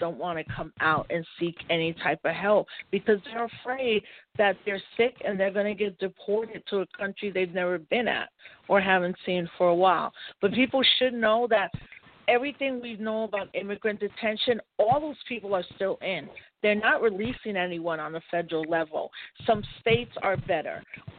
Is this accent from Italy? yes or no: no; Puerto Rico; So as a Puerto Rican, because I'm an American citizen, I've always worked on the politic